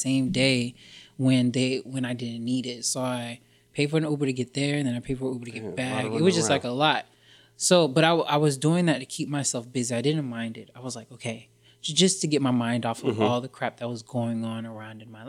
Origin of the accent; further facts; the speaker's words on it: Jacksonville, Florida, United States; also born or lived in New York; now in Los Angeles, United States; I'm originally from Florida, Jacksonville, Florida.